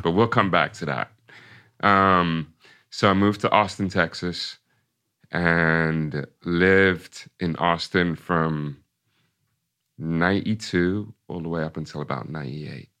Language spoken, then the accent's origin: English; Ipswich, East of England, United Kingdom; moved away as an adult; also born or lived in Brooklyn, New York; I was born and raised in Ipswich